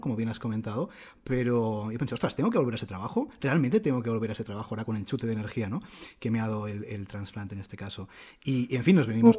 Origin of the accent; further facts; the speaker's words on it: Barcelona, Catalonia, Spain; also born or lived in Madrid; nosotros somos de, aquí de Barcelona, pero estábamos viviendo en Madrid